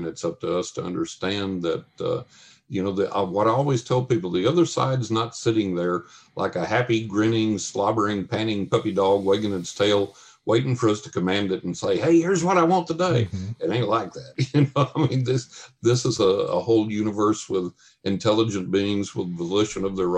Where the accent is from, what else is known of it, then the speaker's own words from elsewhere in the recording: West Texas, United States; moved away; also born or lived in New York; When I grew up in West Texas, and when I lived in Texas